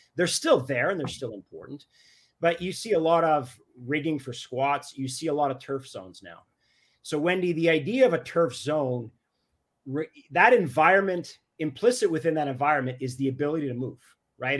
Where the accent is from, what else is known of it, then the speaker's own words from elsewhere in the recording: Canada; I'm Canadian